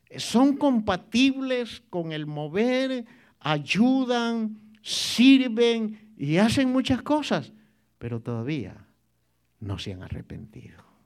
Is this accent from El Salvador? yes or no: yes; El Salvador; moved away; en mi país había un, un club en la playa, hermano, un club este, de socios, se llamaba Salinitas